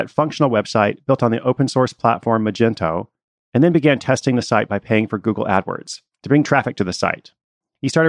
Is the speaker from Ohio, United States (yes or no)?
no; Portland, Oregon, United States; I will be in my hometown of Portland, Oregon